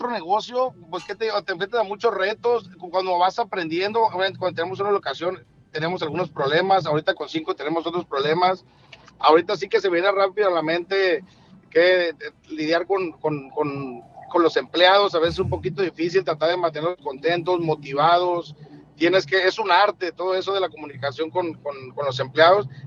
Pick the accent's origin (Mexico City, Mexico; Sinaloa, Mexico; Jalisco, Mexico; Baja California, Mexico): Jalisco, Mexico; Guadalajara; now in Los Angeles, United States; Yo, llegué de Guadalajara, Jalisco, hace aproximadamente como unos 10 años aquí a, a Los Ángeles, California.